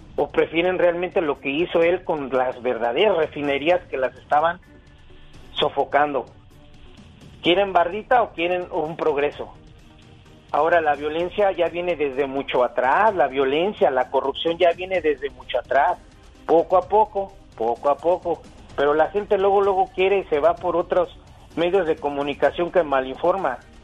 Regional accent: Mexico City, Mexico; los que nacimos en la Ciudad de México, en el DF, no somos chilangos, somos capitalinos

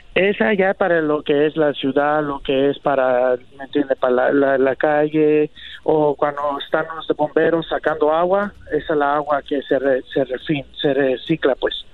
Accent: Guatemala; mis padres somos de Guatemala. Sí, somos de Guatemala.

